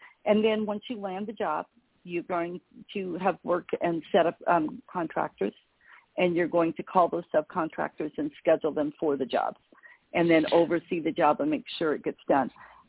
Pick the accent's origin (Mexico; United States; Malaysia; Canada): Mexico; also born or lived in Belize; I'm fluent in Spanish. I grew up in Mexico and Belize.